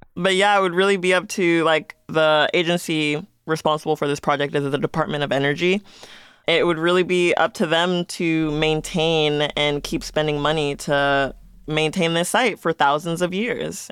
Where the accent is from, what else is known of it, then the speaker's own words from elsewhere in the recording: Las Vegas, Nevada, United States; Ever since I've been living and growing up in Las Vegas